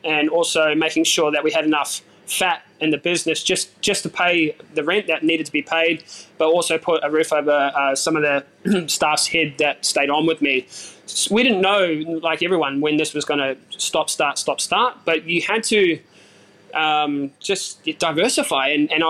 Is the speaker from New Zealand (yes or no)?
yes; New Zealand; And I said, well, I'm a Kiwi.